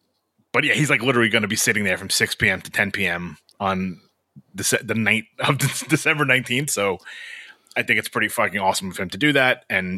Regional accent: New York City, New York, United States; I'm from Brooklyn, man.

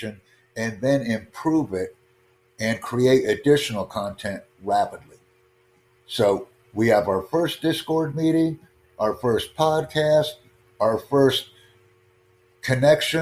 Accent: United States; first language English; I'm an American

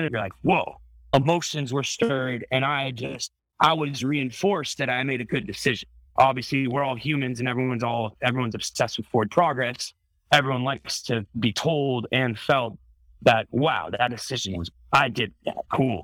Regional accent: Italy; I grew up in Italy

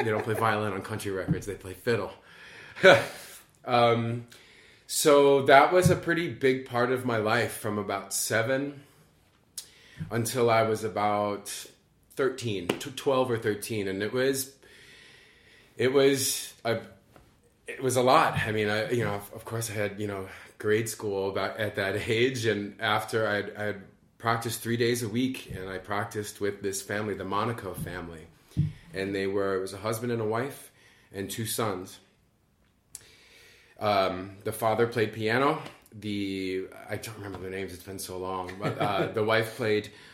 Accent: North Tonawanda, New York, United States; moved away as an adult; now in New York City, United States; I grew up in a town called North Tonawanda, about 15 miles north of Buffalo

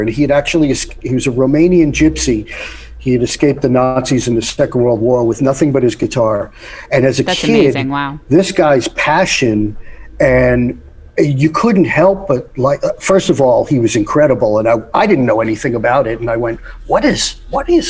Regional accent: New York, United States; I grew up in New York

